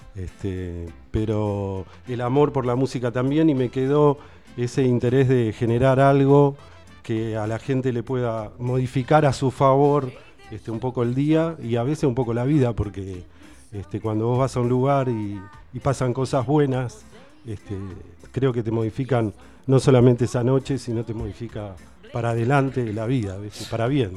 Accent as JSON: {"language": "Spanish", "region": "Buenos Aires", "country": "Argentina", "moved": "as an adult", "lives_now": "Tandil, Argentina", "said": "soy de Capital"}